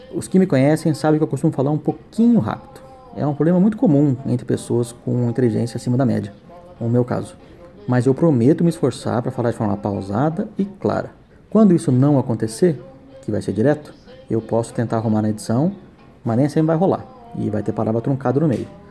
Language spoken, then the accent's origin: Portuguese; São Paulo, Brazil; Eu sou de São Paulo, criado aqui